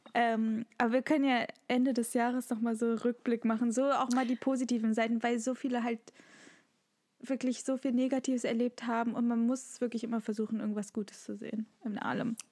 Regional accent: Germany; bei uns in Deutschland

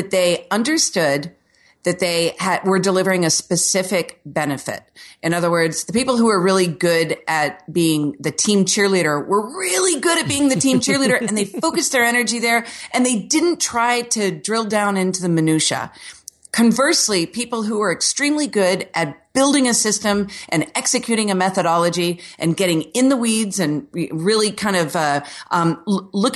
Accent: Orlando, Florida, United States; I'm from Orlando where the city was basically settled by Walt Disney in the 60s and 70s. So here, everything is like a square Florida home

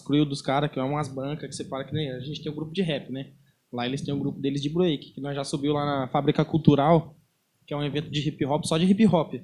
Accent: Londrina, Paraná, Brazil; na Zona Leste, que é da onde que eu venho, eu sou cria do Antares.

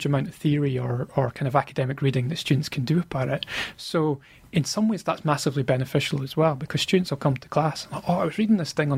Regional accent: Scotland, United Kingdom; being a Scottish sports fan

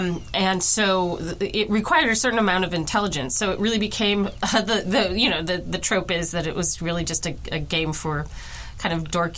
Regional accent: Wisconsin, United States; moved away; And I am originally from Wisconsin.

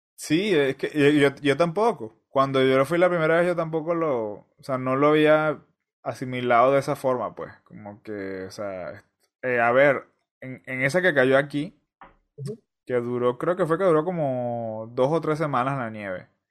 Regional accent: Venezuela; moved away; yo soy venezolano

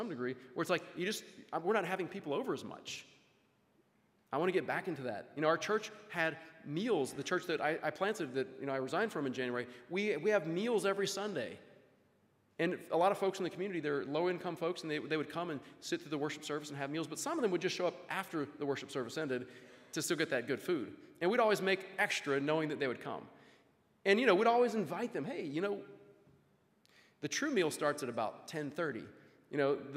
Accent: Louisiana, United States; I grew up in Louisiana, went to school there

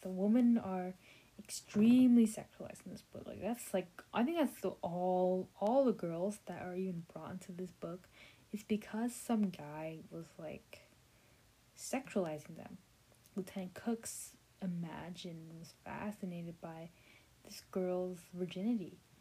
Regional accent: United States; I'm an American, I mean, I'm a Vietnamese American

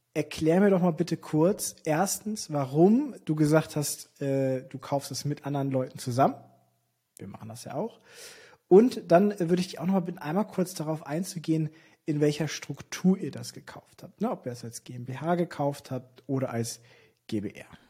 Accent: Hamburg, Germany; als Hamburger

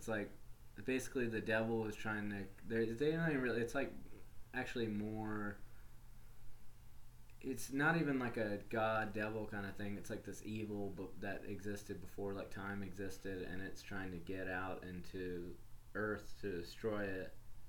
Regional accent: the South, United States; I think it's like something growing up in the South that makes you kind of like have to love Ernest.

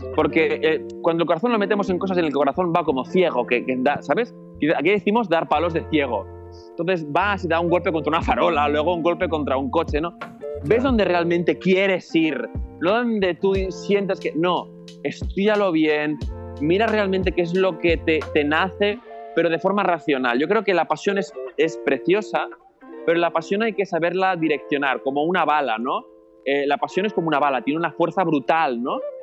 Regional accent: Barcelona, Catalonia, Spain; yo soy de Barcelona

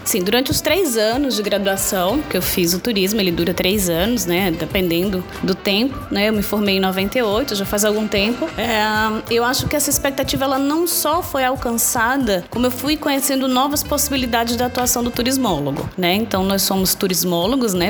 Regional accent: Natal, Rio Grande do Norte, Brazil; eu sou de Natal, e as pessoas vinham visitar a minha cidade

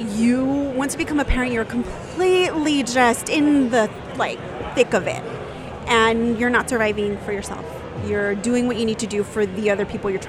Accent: San Jose, California, United States; In San Jose, California.

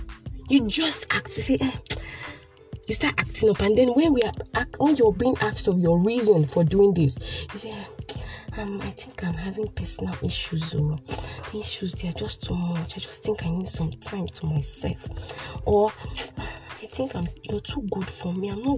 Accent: Port Harcourt, Rivers State, Nigeria; I'm a PH girl, born and bred in the city of Port Harcourt, River State

